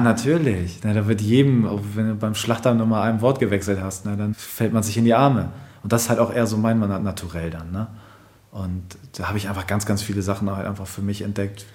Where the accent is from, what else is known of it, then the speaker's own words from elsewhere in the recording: Germany; typischer Deutscher, ich bin zum Beispiel auch auf dem Dorf groß geworden